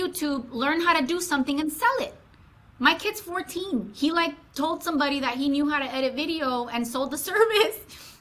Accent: Los Angeles, California, United States; moved away as an adult; now in Atlanta, United States; San Fernando Valley, Southern California, born and raised

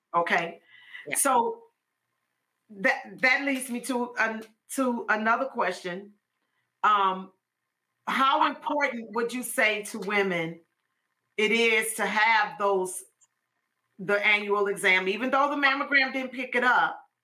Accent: Chicago, Illinois, United States; now in Georgia, United States; we're from Chicago, and so Inez was the last one of us to move from Chicago to Georgia

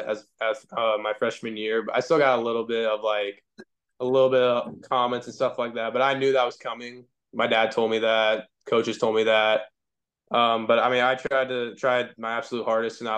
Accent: Nebraska, United States

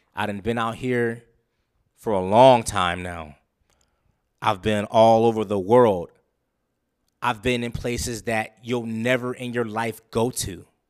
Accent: Los Angeles, California, United States; moved away; I'm from Los Angeles, California

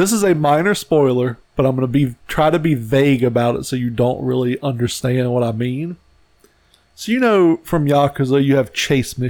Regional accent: United States

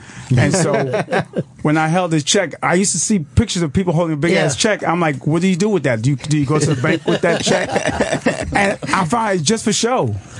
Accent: New York City, New York, United States; I grew up in Brooklyn, East New York. Yeah. My family came to America about, I think, like 62, I can't remember, before I was born.

